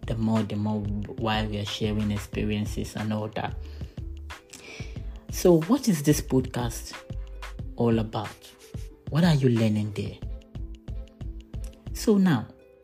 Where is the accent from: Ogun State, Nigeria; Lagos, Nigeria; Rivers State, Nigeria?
Ogun State, Nigeria; I'm from Nigeria. Ogun State is my state of origin. I schooled in Ogun State.